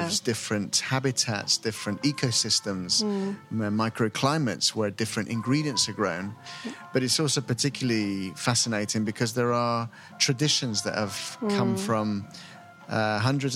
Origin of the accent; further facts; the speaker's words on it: Lima, Peru; I grew up in Lima